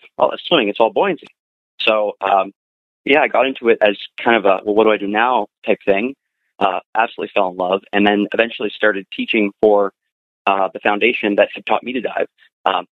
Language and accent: English; Ottawa, Ontario, Canada; moved away; I'm from Ottawa, which is out east in Canada, nation's capital.